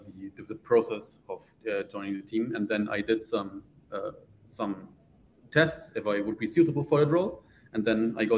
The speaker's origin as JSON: {"language": "English", "region": "Bavaria", "country": "Germany", "also_born_or_lived": "Munich, Germany", "said": "I'm from southern Germany. So it's Bavaria. Now I'm living in Ingolstadt, which is near Munich, so in Bavaria."}